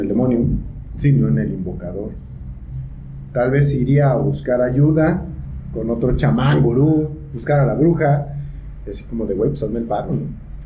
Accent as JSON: {"language": "Spanish", "country": "Mexico"}